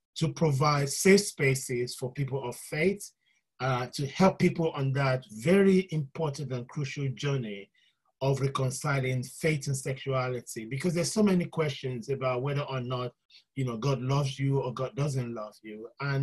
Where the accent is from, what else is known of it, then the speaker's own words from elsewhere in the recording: Nigeria; also born or lived in London; I was born in London, but I was raised in Nigeria